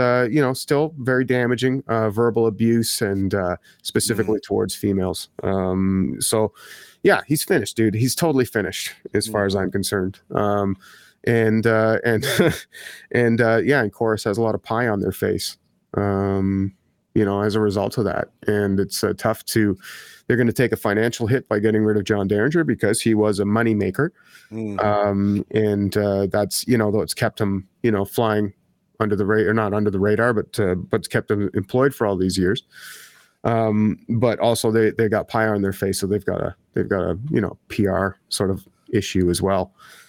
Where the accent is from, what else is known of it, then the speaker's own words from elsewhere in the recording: Ottawa, Ontario, Canada; Well, I grew up here, man. I grew up here in Ottawa.